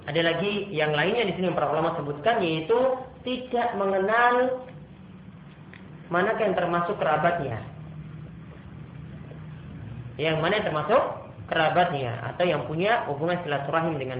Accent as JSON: {"language": "Indonesian", "town": "Ambon", "region": "Maluku", "country": "Indonesia", "said": "Namun kalau di beberapa tempat seperti dari saya Ambon, ya, itu ada tuasikan di belakangnya"}